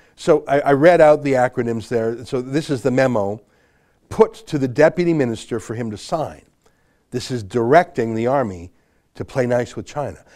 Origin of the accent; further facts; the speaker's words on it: Canada; I'm a Canadian journalist and author